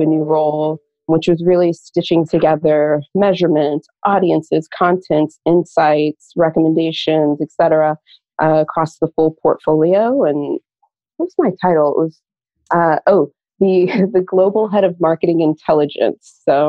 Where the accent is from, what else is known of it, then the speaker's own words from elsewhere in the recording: St. Louis, Missouri, United States; moved away as an adult; now in New York, United States; So I tell people that I grew up in St. Louis. So I'm a Midwesterner, moved to New York with my now husband, then boyfriend about 10 years ago.